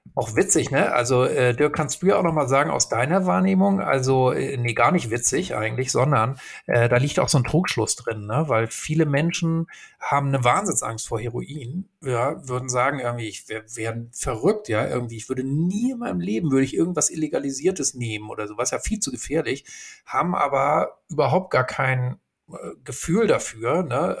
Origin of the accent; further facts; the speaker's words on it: Hamburg, Germany; ich bin ja in Hamburg groß geworden